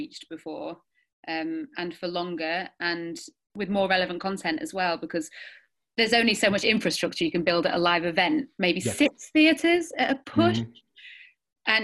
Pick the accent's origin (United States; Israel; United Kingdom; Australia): United Kingdom; Sheffield, Yorkshire and the Humber; We grew up in Sheffield in the 90s and early noughties